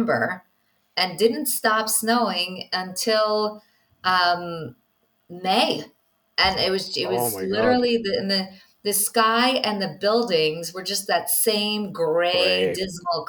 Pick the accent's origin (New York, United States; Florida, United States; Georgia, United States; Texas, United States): New York, United States; now in Israel; I'm from New York